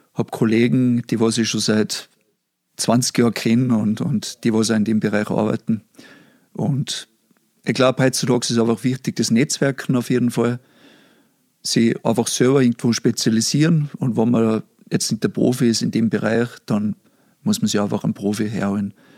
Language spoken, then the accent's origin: German; Pinzgau, Salzburg, Austria; accent: Pinzgau dialect; Ich hoffe, die Leute verstehen meinen Dialekt, obwohl ich jetzt nicht einmal so extrem pinzgarisch rede